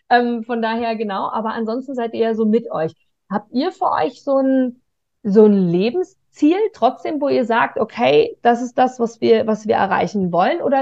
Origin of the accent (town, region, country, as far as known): Germany